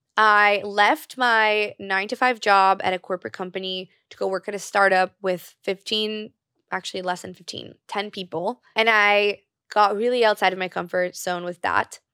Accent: Brazil; born or raised there; moved away

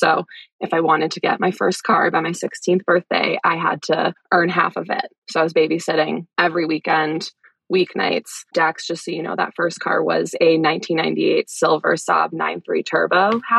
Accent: Wellesley, Massachusetts, United States; So I grew up just outside of Boston, actually in the town where you got some great hospitality in Wellesley

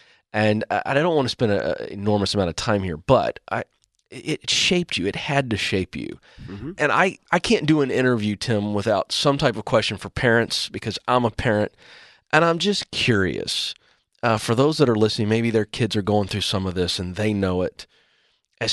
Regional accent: Virginia, United States; I grew up on the Chesapeake Bay in Virginia, coastal area.

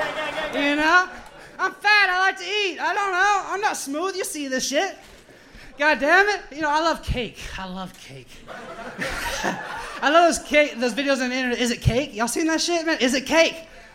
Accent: Biloxi, Mississippi, United States; moved away as an adult; also born or lived in Ocean Springs, Mississippi; now in New Orleans, United States; Mississippi, born and raised

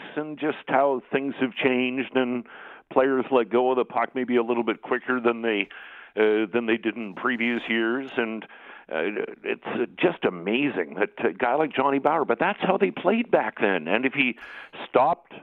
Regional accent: Winnipeg, Manitoba, Canada; my hometown of Winnipeg

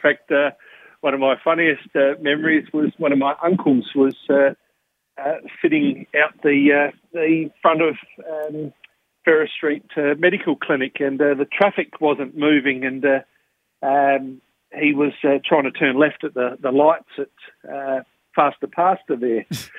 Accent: Limestone Coast, South Australia, Australia; a very good part of growing up in the Limestone Coast, I thought, was the Wood Duck Awards.

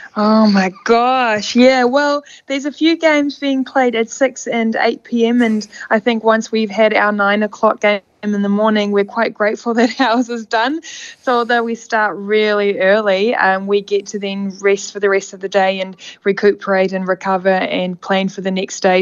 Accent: South Africa; now in New Zealand; my home country

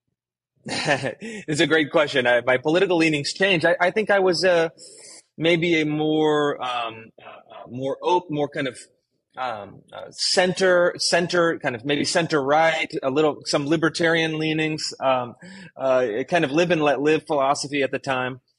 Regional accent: Sacramento, California, United States; moved away as an adult; also born or lived in Washington D.C. / Bay Area / Los Angeles / Pacific Northwest; I grew up in, in Sacramento, California

